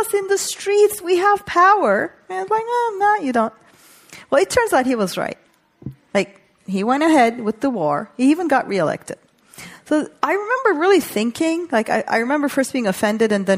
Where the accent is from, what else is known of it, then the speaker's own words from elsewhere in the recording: Turkey; moved away; also born or lived in New York; I grew up in Turkey